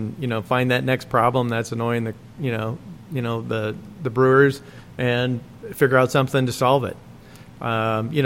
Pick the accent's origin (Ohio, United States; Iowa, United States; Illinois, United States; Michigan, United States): Iowa, United States; Dubuque; moved away; Dubuque, Iowa is where I grew up